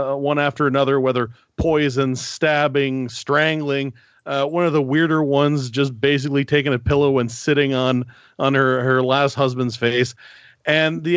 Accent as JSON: {"language": "English", "region": "Northern Ontario", "country": "Canada", "tie": "born or raised there", "accent": "Northern Ontario", "moved": "yes", "lives_now": "Quebec City, Canada", "said": "I'm originally from Northern Ontario, and I'm French-Canadian, despite the goofy Northern Ontario accent"}